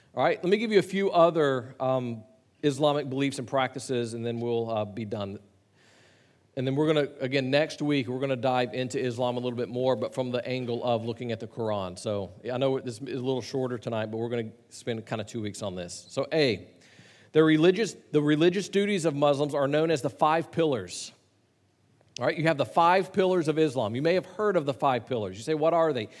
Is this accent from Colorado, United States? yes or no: no; Chattanooga, Tennessee, United States; I grew up in Chattanooga, just south of where you were in Nashville